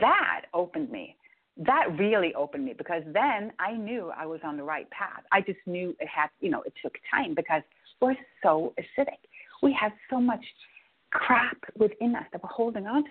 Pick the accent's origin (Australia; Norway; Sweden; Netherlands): Norway; Norway, I'm growing up in Norway. That's potato land